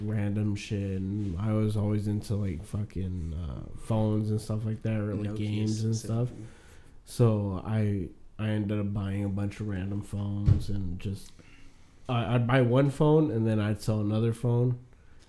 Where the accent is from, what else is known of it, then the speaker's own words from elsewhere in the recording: Mexico; moved away; also born or lived in Pomona, California; I grew up in Mexico, I would always help my grandpa